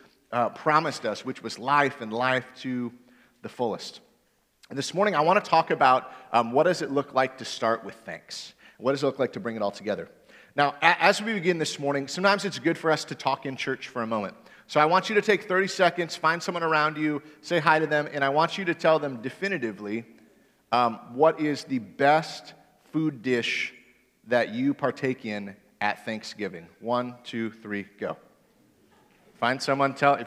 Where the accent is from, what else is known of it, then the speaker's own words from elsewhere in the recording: Michigan, United States; now in Indiana, United States; I'm originally from Michigan